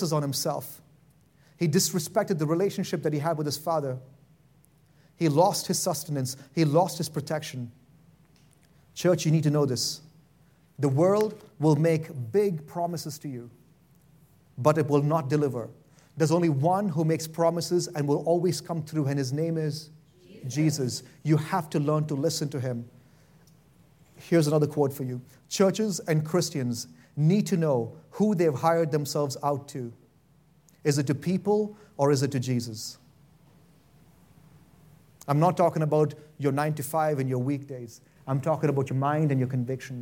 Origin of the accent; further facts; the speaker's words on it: India; now in Boise, United States; I'm from India and I like rice